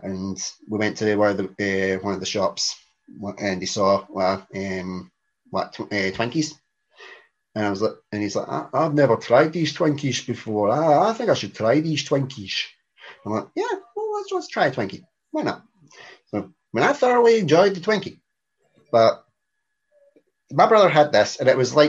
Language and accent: English; Scotland, United Kingdom; we're Scottish